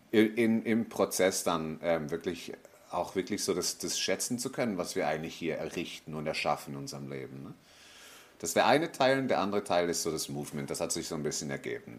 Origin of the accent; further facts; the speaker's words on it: Switzerland; moved away as an adult; now in Tenerife, Spain; Also ich bin in der Schweiz aufgewachsen, habe einen Schweizer Pass